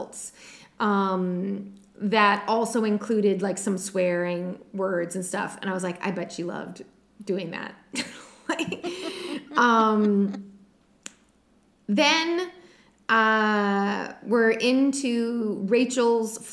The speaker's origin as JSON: {"language": "English", "region": "New England", "country": "United States", "said": "we're from New England"}